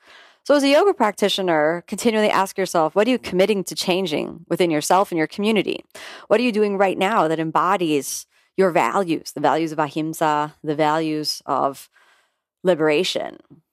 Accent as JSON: {"language": "English", "region": "Florida", "country": "United States", "tie": "born or raised there", "said": "You know, I'm a multiracial female born and raised in South Florida to a middle-class family"}